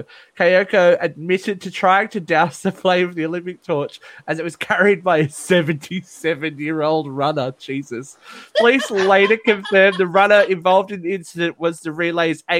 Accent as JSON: {"language": "English", "region": "New South Wales", "country": "Australia", "tie": "born or raised there", "said": "my hometown"}